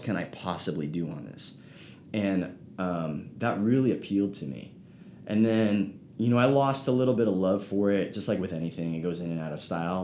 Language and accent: English; South San Francisco, California, United States; I grew up in South San Francisco, which is basically by the airport